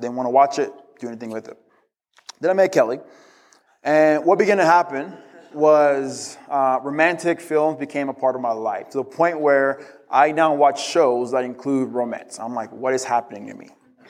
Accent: DR Congo; I grew up in the Congo. In the Congo, dogs aren't very friendly, so I was always terrified of dogs.

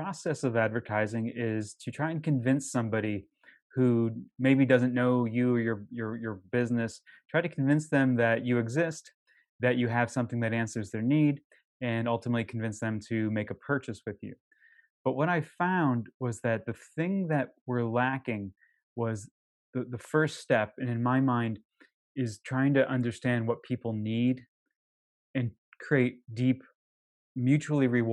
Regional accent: Connecticut, United States; now in Boston, United States; I live outside of Boston. I'm originally from Connecticut.

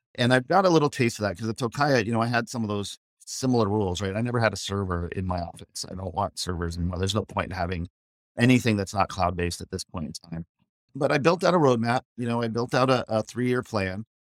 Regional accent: Scottsdale, Arizona, United States; also born or lived in New York; now in Los Angeles, United States; I grew up in Scottsdale

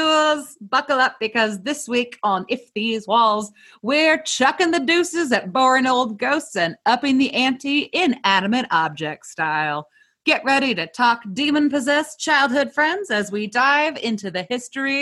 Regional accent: Michigan, United States; moved away; I'm from Michigan originally

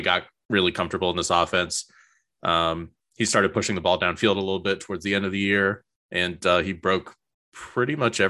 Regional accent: Starkville, Mississippi, United States; I'm from Starkville. I've been going to Mississippi State games since I was a little kid

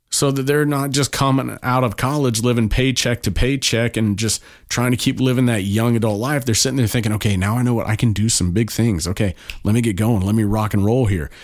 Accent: Kansas, United States; moved away; I'm from Kansas originally.

